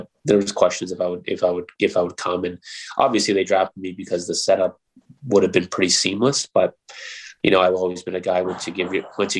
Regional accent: Toronto, Ontario, Canada; moved away as an adult; also born or lived in Michigan / Edmonton / Anaheim; Played hockey all the way growing up there

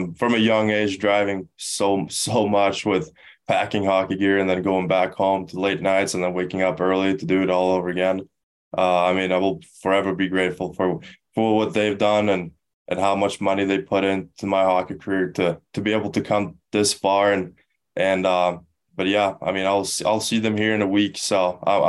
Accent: Stockholm, Stockholm County, Sweden; also born or lived in Skellefteå; now in United States; I'm from Stockholm

